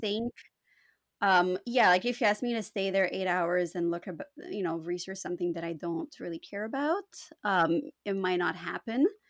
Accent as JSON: {"language": "English", "country": "Canada", "tie": "born or raised there", "also_born_or_lived": "Romania", "first_language": "Romanian", "second_language": "English", "said": "my parents immigrated to Canada when I was four years old"}